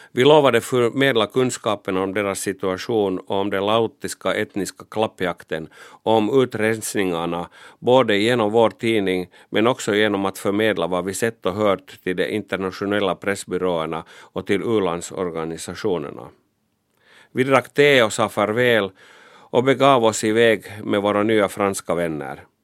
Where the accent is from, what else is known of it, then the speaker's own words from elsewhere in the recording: Finland; jag var pressfotograf från Finland